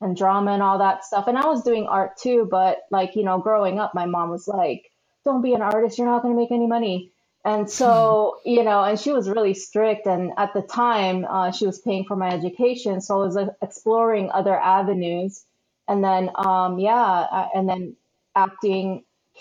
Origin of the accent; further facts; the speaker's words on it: San Diego, California, United States; also born or lived in Philippines / Arizona; now in Los Angeles, United States; I was born in the Philippines and then we moved out here in the late 80s. So we first moved to Arizona and then we lived there for a few years, but then we moved to the San Diego area, which is where I grew up